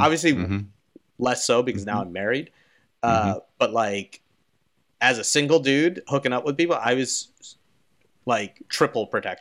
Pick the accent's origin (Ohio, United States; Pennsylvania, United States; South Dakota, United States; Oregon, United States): Pennsylvania, United States; Philadelphia; I'm from Philadelphia